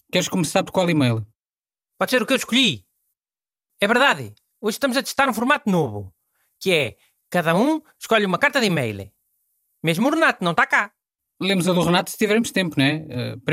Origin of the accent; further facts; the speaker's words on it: Centro, Portugal; accent: Bairrada; Olha, Beatriz, o meu sotaque é da bairrada. E é um sotaque que vai por aí cima, quase até Aveiro.